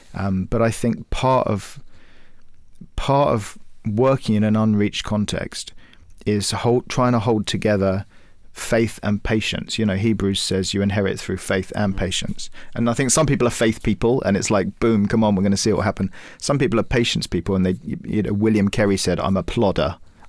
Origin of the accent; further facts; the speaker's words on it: Cyprus; We grew up in Cyprus, and Cyprus is quite a tough place for evangelical Christians.